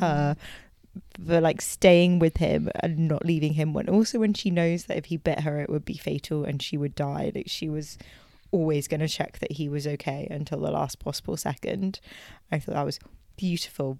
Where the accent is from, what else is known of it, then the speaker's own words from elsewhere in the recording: United Kingdom; we're we're British